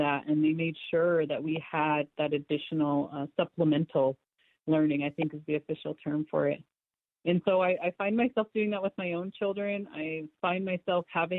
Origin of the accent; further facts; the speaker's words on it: Yakima, Washington, United States; I was born in Yakama City